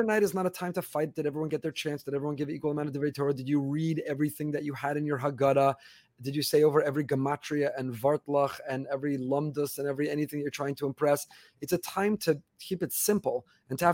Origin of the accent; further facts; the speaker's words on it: New York area, United States; now in Florida, United States; I grew up in the New York area